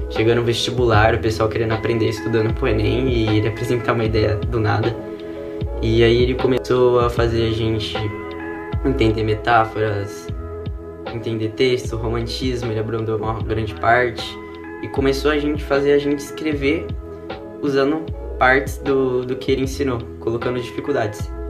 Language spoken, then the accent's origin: Portuguese; São Paulo, Brazil; now in Rio Claro, Brazil; eu cheguei aqui em Rio Claro, eu vim de São Paulo